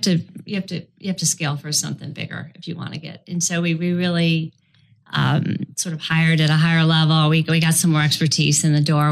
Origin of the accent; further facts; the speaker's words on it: Chicago, Illinois, United States; moved away as an adult; also born or lived in Florida; ultimately moved out of the freezing Chicago, my hometown, and came down to Florida